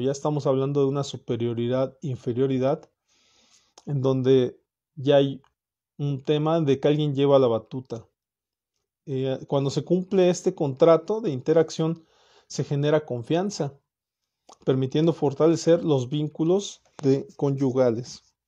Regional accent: Mexico; also born or lived in Morelia, Michoacán; Como, como mexicano, como, como persona que vive aquí en Morelia

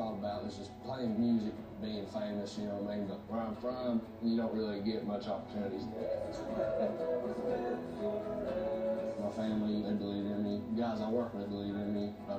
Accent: Louisa, Kentucky, United States; I'm from Kentucky, man. Just a small town. Called Louisa.

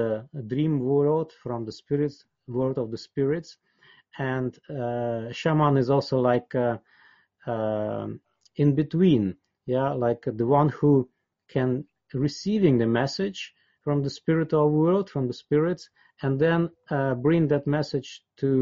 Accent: Siberia, Altai Krai, Russia; English is a second language; moved away as an adult; I was born in Siberia in Altai

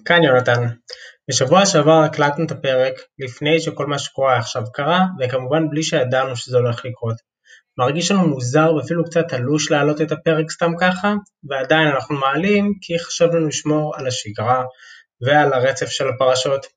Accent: Beit Shemesh, Jerusalem District, Israel; כשגדלתי בבית שמש

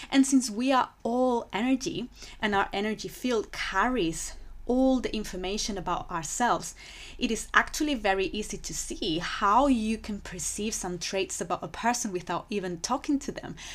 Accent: Spain; English is a second language; moved away as an adult; now in London, United Kingdom; So I moved to London from Spain because I fell in love with, with that city.

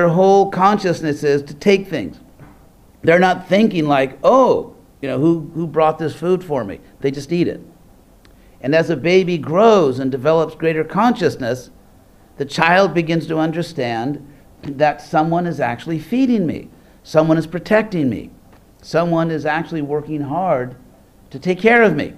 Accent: California, United States; I'm from California

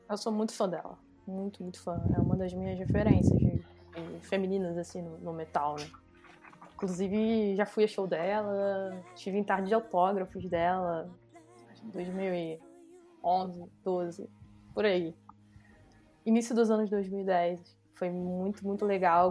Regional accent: Rio de Janeiro, Brazil; accent: carioca; pelo meu sotaque, todo mundo já sabe que eu sou carioca

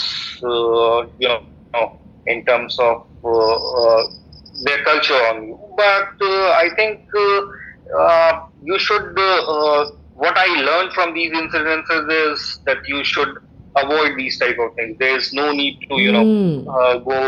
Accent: India; moved away as an adult; now in Singapore; my Indian culture

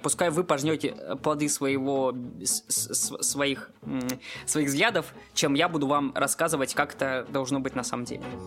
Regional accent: Moscow, Russia; я, как москвич

